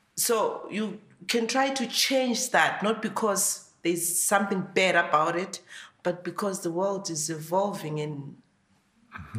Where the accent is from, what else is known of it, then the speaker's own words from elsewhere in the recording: Lupane, Matabeleland North, Zimbabwe; moved away as an adult; now in Ireland; originally I come from Zimbabwe, and I've been here for 18 months. I come from a village in Zimbabwe. It's in uh, Matabeleland North Province. It's called Lupane